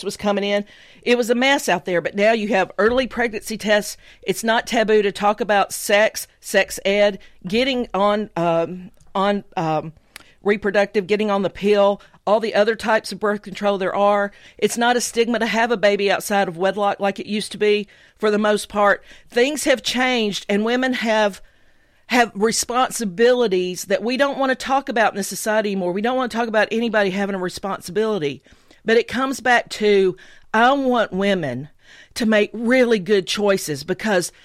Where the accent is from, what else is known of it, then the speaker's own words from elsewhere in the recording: the South, United States; As a minority and as a Southerner